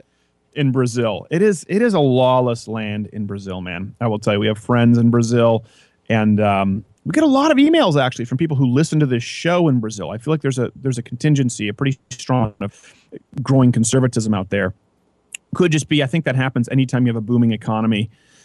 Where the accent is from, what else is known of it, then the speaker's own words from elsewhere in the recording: Canada; now in United States; I was going from Prairieville Elementary to Centennial Regional High School, middle school. It's 7th and 8th grade is middle school in Canada